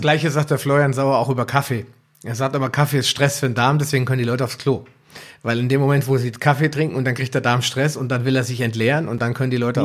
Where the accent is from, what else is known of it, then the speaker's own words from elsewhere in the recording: Germany; bei uns in Deutschland